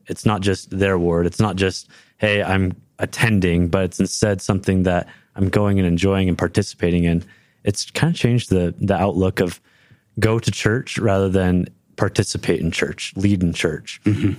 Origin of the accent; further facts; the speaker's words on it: Livermore, California, United States; now in Provo, United States; I'm currently in Provo, Utah, but I was born and raised in Livermore, California, right outside San Francisco, California